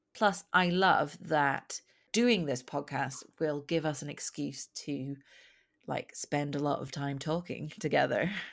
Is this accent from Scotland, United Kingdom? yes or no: yes; Scotland, United Kingdom; moved away; I'm Scottish, but it's not like I have a really strong accent.